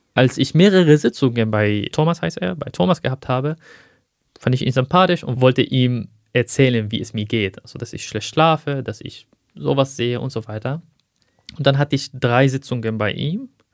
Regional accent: Aleppo, Aleppo Governorate, Syria; first language Arabic; German is a second language; moved away as an adult; now in Germany; dort spreche ich ja Arabisch. Das ist meine Muttersprache. Ich habe auch in Syrien 25 Jahre von meinem Leben dort gebracht

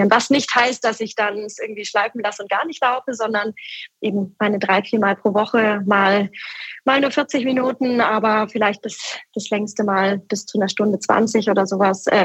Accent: Hamburg, Germany

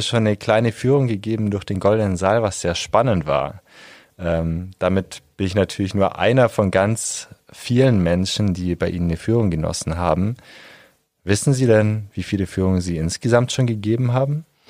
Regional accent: Germany; now in Augsburg, Germany; Ich komme auch nicht aus Augsburg, sondern vom Bodensee

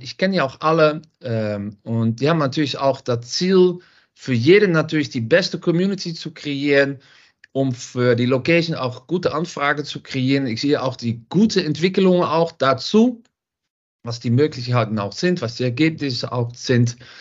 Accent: Netherlands; German is a second language; moved away as an adult; now in Düsseldorf, Germany; Man hört das auch ein bisschen. Ich komme aus Holland

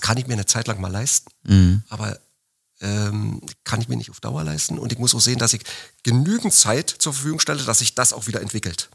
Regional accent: Berlin, Germany; ich komme aus Berlin

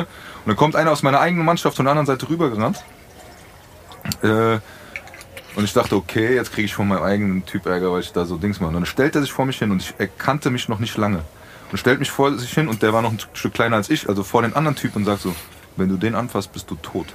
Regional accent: Frankfurt, Hesse, Germany; wir sind Bockenheimer, wir sind Frankfurter

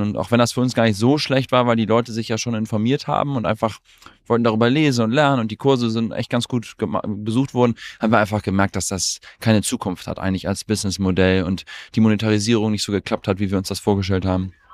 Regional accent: Germany; wir sind beide durchs deutsche Bildungssystem gegangen. Also mein Co-Founder und ich, wir sind beide Deutsche

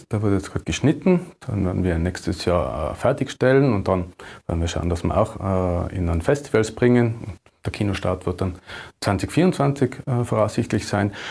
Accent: Tyrol, Austria; es wird natürlich jetzt bei uns in Tirol äh, Stoffe, die in den Alpen spielen, sind dann natürlich äh, prädestiniert, um sie hier zu, zu produzieren.

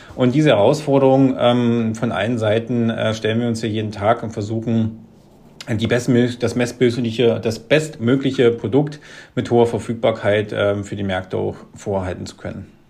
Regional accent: Wittenberg, Saxony-Anhalt, Germany; Ich komme hier aus der Lutherstadt Wittenberg, ähm, das liegt so zwischen Leipzig und Berlin.

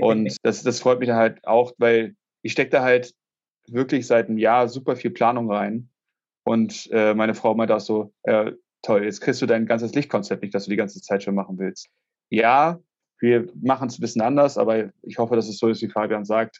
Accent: Hamburg, Germany; ich komme aus Hamburg, wie man das vielleicht auch hört

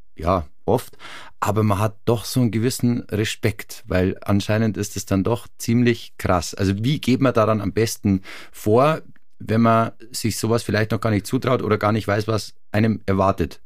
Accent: Farchant, Bavaria, Germany; ich bin in Fahrhand aufgewachsen, auch bei Garmisch

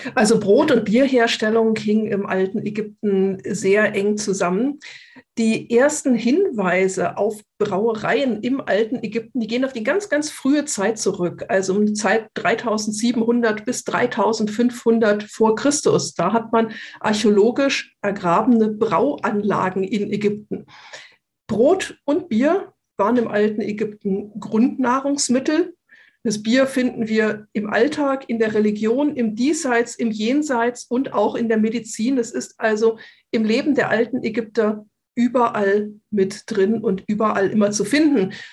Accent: Kassel, Hesse, Germany; now in Munich, Germany; ich komme ursprünglich aus dem Kasseler Bereich

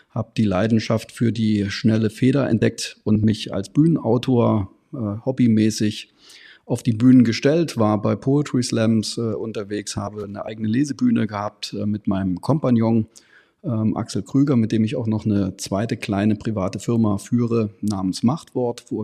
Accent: Görlitz, Saxony, Germany; ich bin gerade 50 Jahre alt geworden und äh, bin ursprünglicher Görlitzer, also in Görlitz äh, geb

